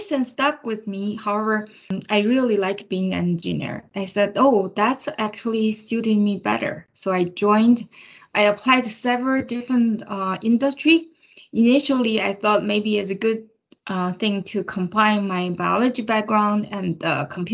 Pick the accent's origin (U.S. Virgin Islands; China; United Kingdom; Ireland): China; moved away as an adult; now in United States; I grew up in China. I came from China.